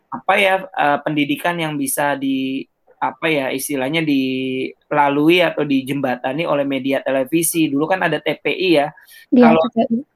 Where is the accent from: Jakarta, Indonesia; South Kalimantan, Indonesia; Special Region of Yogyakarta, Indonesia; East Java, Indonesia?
Jakarta, Indonesia; East Jakarta; Saya, asal saya Jakarta. asal Jakarta Timur